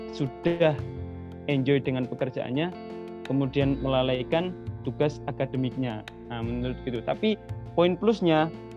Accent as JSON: {"language": "Indonesian", "town": "Lamongan", "region": "East Java", "country": "Indonesia", "tie": "born or raised there", "moved": "as an adult", "lives_now": "Turkey", "said": "Lahir di daerah Bengawan Jero, tepatnya di Dusun Goa, Desa Pemanjangan, Turi Lamungan"}